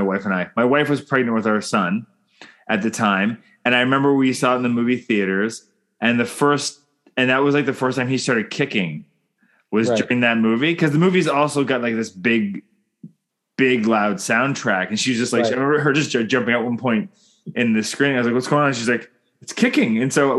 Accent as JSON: {"language": "English", "country": "Canada", "said": "I'm Canadian filmmaker"}